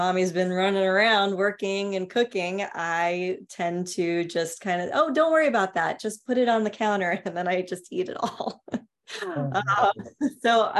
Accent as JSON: {"language": "English", "town": "New York City", "region": "New York", "country": "United States", "tie": "born or raised there", "said": "I grew up in New York City."}